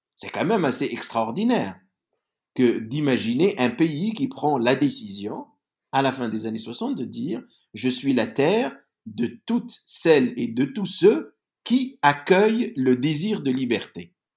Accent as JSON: {"language": "French", "country": "Algeria", "said": "je viens de l'Algérie."}